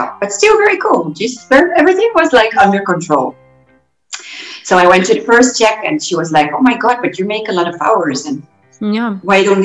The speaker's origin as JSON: {"language": "English", "town": "Gouda", "region": "South Holland", "country": "Netherlands", "tie": "born or raised there", "moved": "as an adult", "lives_now": "Mallorca, Spain", "said": "I have Arab parents, and I was born in Gouda, which is a very small city, beautiful cheese town."}